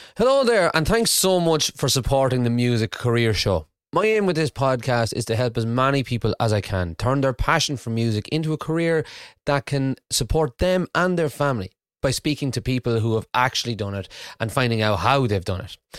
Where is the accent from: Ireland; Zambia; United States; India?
Ireland; moved away as an adult; now in Aberdeen, United Kingdom; I'm Irish